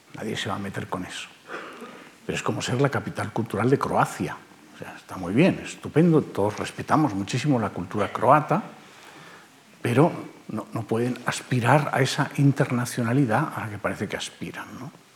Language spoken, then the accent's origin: Spanish; Barcelona, Catalonia, Spain; moved away as an adult; now in Madrid, Spain; A Cataluña llegaron en el siglo XVIII. De manera que somos más catalanes que muchos catalanes que ahora creen ser catalanes. Y allí eh, se quedaron. Yo me fui. Eh, ya a los 18 años me fui de allí.